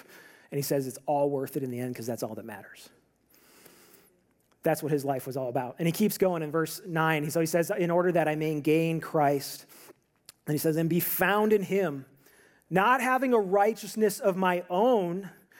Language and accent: English; Arizona, United States; For example, I grew up here in the Valley, and I'm raised up here in the Valley, and I'm a big-time Suns fan.